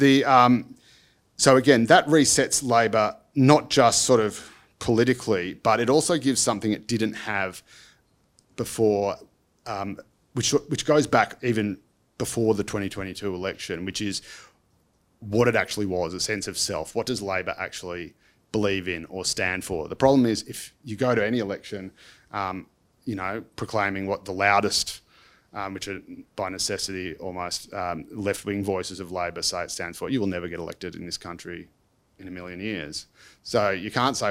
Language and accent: English; Dandenong, Victoria, Australia; I grew up in Dandenong